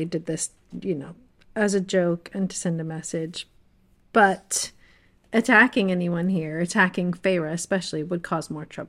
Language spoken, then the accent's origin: English; United States; I was born and raised in America